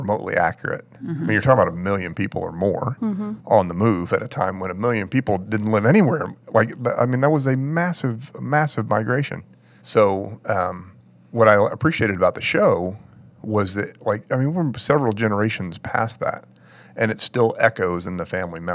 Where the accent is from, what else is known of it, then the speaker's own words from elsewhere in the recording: Maryland, United States; I grew up in Maryland